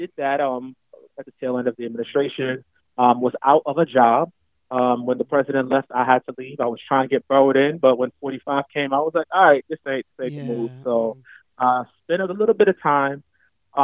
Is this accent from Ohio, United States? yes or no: no; Camden, New Jersey, United States; moved away as an adult; also born or lived in Jamaica (heritage); now in New York City, United States; Originally from Camden, New Jersey